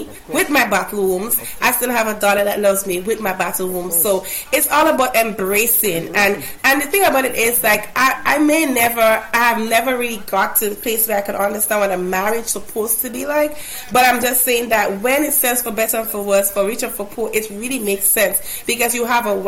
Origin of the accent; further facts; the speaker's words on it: Grenada; I'm pronouncing it as if it's an A, because I'm from Grenada.